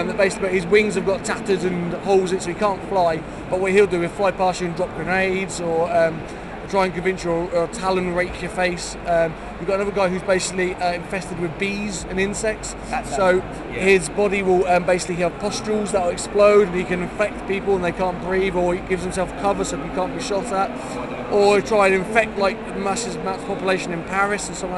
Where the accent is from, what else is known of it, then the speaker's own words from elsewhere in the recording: United Kingdom; we're British